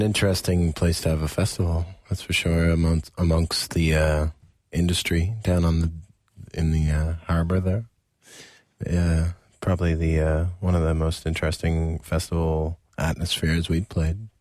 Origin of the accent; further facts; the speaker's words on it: Nova Scotia, Canada; we were from very small towns in Nova Scotia